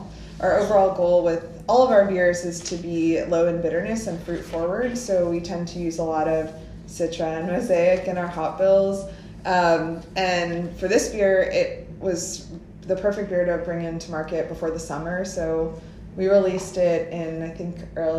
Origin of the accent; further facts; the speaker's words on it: Pennsylvania, United States; moved away as an adult; also born or lived in New York City; But I grew up in Pennsylvania, moved to New York City right after college.